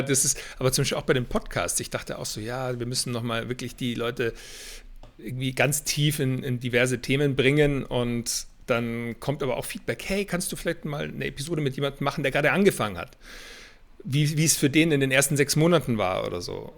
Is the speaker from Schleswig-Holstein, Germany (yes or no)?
no; Weilheim, Bavaria, Germany; moved away as an adult; also born or lived in Boston, United States / Berlin; ich stamme aus Weilheim in Oberbayern, also nicht weit weg von München. Bin dann hier im Basketball auch groß geworden